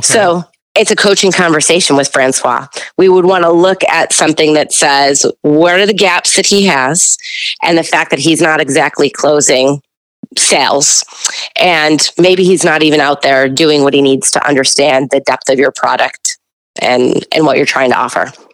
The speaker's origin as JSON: {"language": "English", "town": "Buffalo", "region": "New York", "country": "United States", "said": "I'm from Buffalo, New York"}